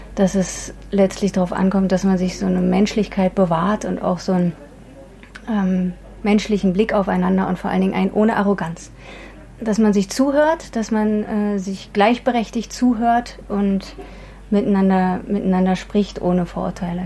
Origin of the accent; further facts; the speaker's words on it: Berlin, Germany; bei uns zu Hause in Ostberlin